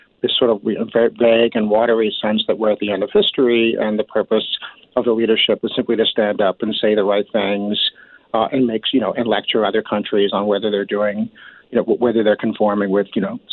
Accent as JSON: {"language": "English", "country": "United States", "moved": "yes", "lives_now": "Canada", "said": "I'm speaking as an American here who has come to Canada"}